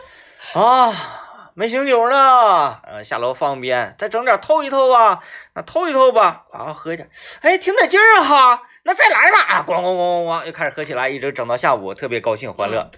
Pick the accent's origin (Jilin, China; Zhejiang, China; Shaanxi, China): Jilin, China; Wangou mine; 我老家那边呢，它是，呃，嗯，原来呢，煤矿是支柱产业，嗯。它是一个矿区，然后针对这个矿区而形成的一个居住的村落，啊，嗯，是这么一个镇子